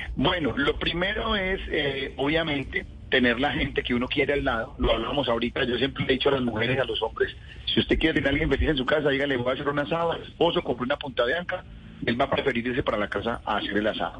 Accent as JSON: {"language": "Spanish", "country": "Colombia", "said": "Los colombianos, como somos acelerados para todo"}